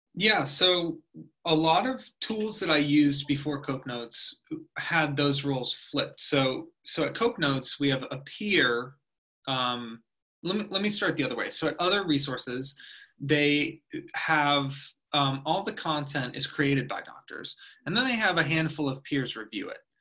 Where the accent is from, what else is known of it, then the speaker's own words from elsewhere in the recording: Oldsmar, Florida, United States; also born or lived in Orlando / Los Angeles; I grew up in Oldsmar